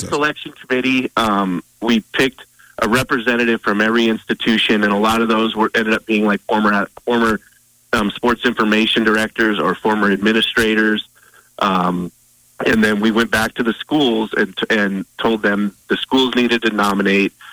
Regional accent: Great Falls, Montana, United States; me being uh, from Great Falls and growing up in Montana

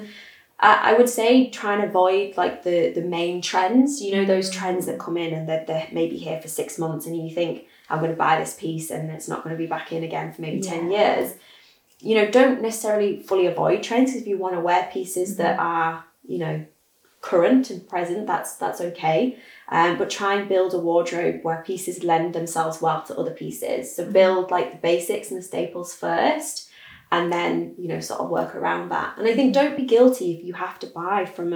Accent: North East England, United Kingdom; now in Manchester, United Kingdom; I grew up in like a small town in the northeast and then moved to Manchester

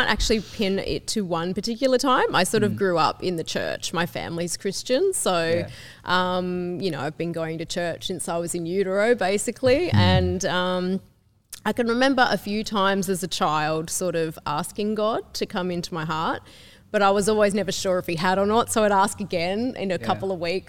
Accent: Sydney, New South Wales, Australia; I grew up in Western Sydney, so I'm a massive Westie

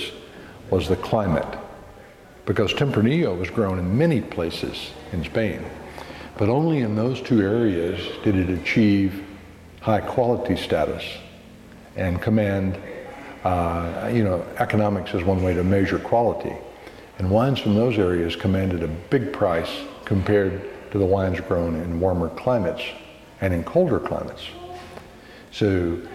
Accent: Midwest, United States; moved away as an adult; now in Oregon, United States; I grew up in the Midwest in a family

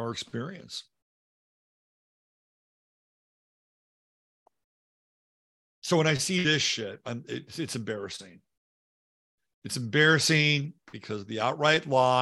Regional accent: United States; I am an American

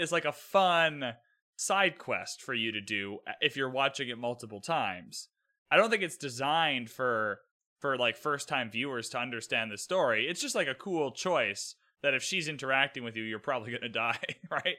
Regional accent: Canada; I'm Canadian

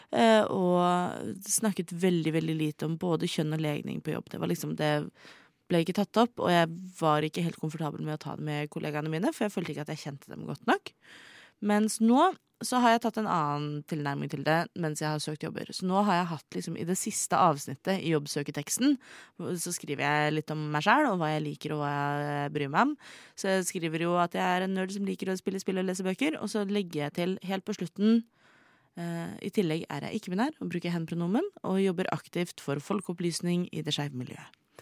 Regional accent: Oslo, Norway; jeg kom fra Oslo

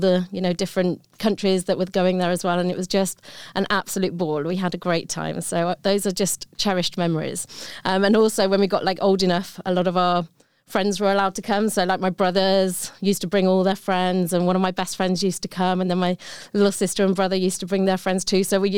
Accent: Sutton Coldfield, West Midlands, United Kingdom; So I'm from the UK, as you might be able to tell from my accent. And we grew up in a town just north of Birmingham called Sutton Coldfield.

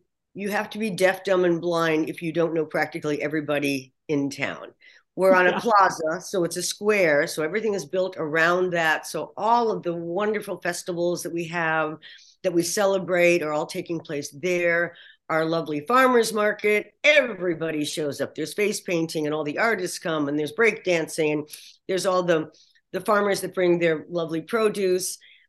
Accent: Sonoma, California, United States; So yeah, I feel really lucky that this is my hometown.

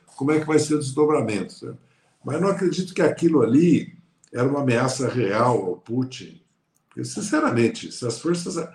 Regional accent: Brazil

